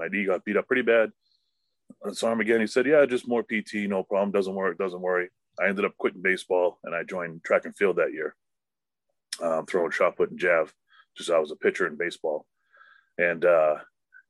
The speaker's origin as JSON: {"language": "English", "town": "Wakefield", "country": "United States", "tie": "born or raised there", "said": "I grew up in Wakefield where my business is located"}